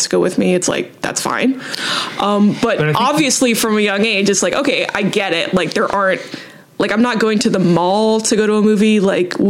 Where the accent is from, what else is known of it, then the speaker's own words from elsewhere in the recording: Southern California, United States; I'm from the suburbs of Southern California